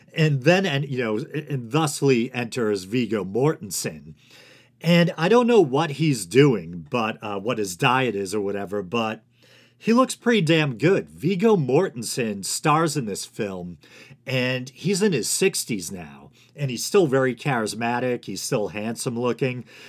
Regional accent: Boston, Massachusetts, United States; accent: Boston; Me with my accent, with this ridiculous, uh, Boston accent.

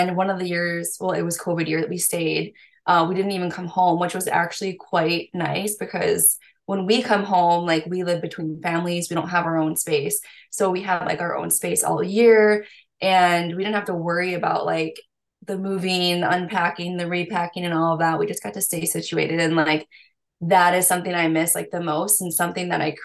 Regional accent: United States; I'm from the States

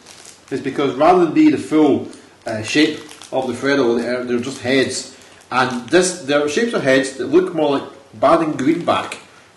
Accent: Scotland, United Kingdom; I'm Scottish

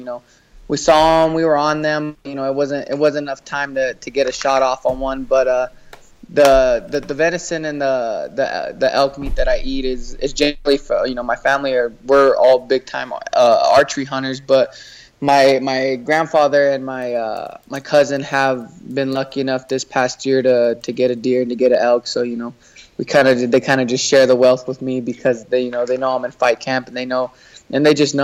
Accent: Albuquerque, New Mexico, United States; also born or lived in Placitas, New Mexico; I'm from Albuquerque, but I actually live in a smaller town, 20 miles outside in the mountains, called Placitas.

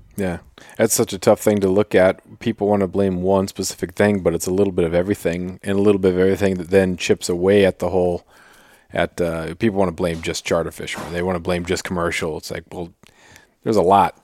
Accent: Prince of Wales Island, Alaska, United States; now in Ketchikan, United States; I grew up on Prince of Wales

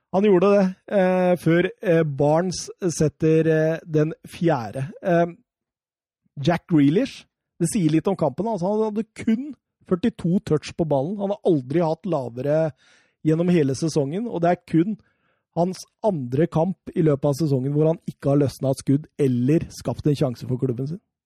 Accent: Norway; vi gutta som sitter og ser på på TV-en hjemme i Norge

